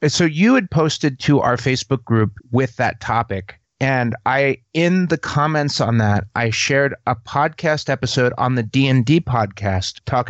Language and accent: English; New York, United States; now in California, United States; I grew up in New York